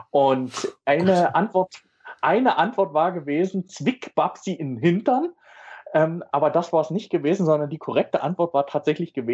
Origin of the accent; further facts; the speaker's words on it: East Germany, Germany; Als Ossi war man ja sowieso beeindruckt, was alles rübergeschwappt ist.